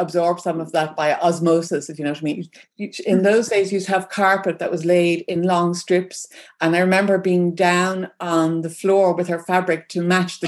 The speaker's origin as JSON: {"language": "English", "town": "Dublin", "region": "Leinster", "country": "Ireland", "also_born_or_lived": "rural Ireland", "said": "I live in rural Ireland. I'm originally from Dublin."}